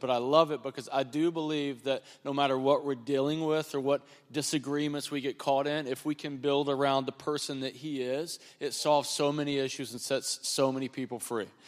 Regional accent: North Carolina, United States; also born or lived in North Wilkesboro, North Carolina; I'm from North Carolina

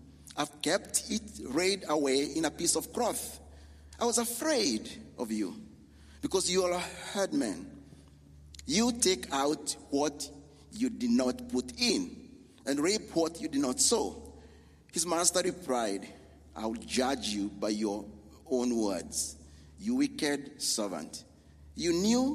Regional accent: Kenya; moved away; we are from Kenya, me and my wife

